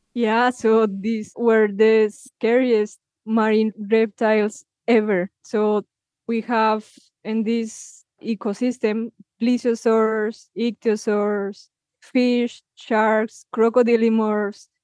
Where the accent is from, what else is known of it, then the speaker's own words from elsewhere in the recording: Villa de Leyva, Boyacá, Colombia; my hometown, Villa Leiva